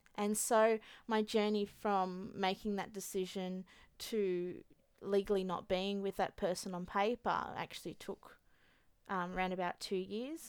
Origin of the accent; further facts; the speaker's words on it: Australia; So the year that my mum came to Australia, the year I was born. So I was her first Australian baby.